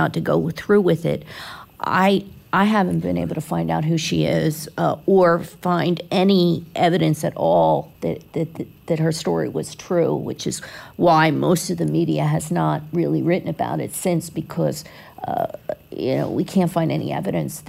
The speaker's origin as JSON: {"language": "English", "town": "Philadelphia", "region": "Pennsylvania", "country": "United States", "tie": "born or raised there", "moved": "yes", "lives_now": "Florida, United States", "said": "I grew up in Philly"}